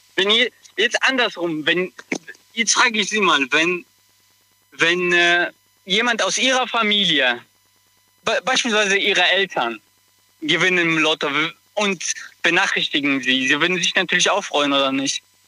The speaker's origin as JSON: {"language": "German", "town": "Kottenheim", "region": "Rhineland-Palatinate", "country": "Germany", "said": "Ich komme aus Kottenheim, das ist neben Mayen in Rheinland-Pfalz"}